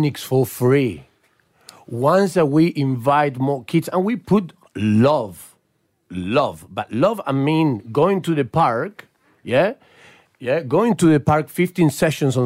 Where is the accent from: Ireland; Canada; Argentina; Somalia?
Argentina; Rosario, Santa Fe; now in Australia; I was growing up in Rosario